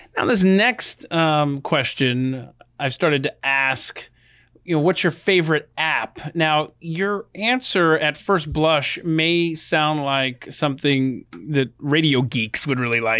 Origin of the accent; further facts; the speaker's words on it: Atlanta, Georgia, United States; I grew up in Atlanta